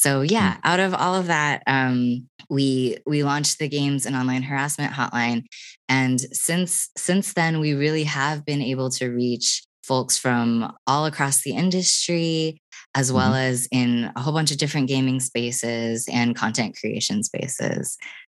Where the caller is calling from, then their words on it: Austin, Texas, United States; I am here in Austin, Texas.